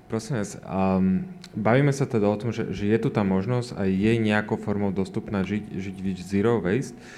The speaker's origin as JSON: {"language": "Slovak", "town": "Bratislava", "region": "Bratislava Region", "country": "Slovakia", "said": "ja som z Bratislavy"}